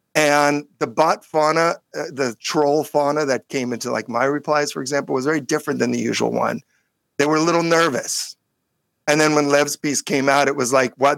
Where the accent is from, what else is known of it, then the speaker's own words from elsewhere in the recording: California, United States; California Jew